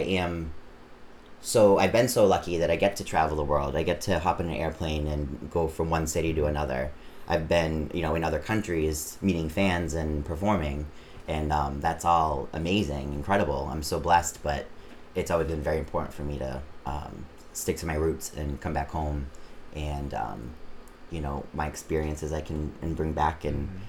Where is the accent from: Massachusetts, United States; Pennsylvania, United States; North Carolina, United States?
Massachusetts, United States; Auburn; now in Worcester, United States; I grew up in Auburn, Massachusetts. I live in Worcester